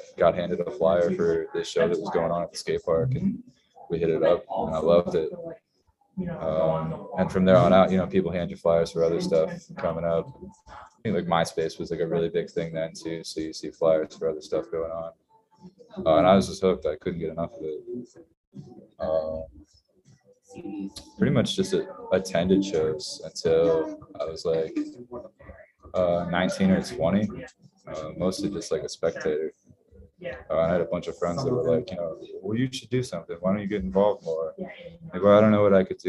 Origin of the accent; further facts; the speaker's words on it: Binghamton, New York, United States; moved away; I'm originally from Binghamton, New York, which is about an hour south of Syracuse, down 81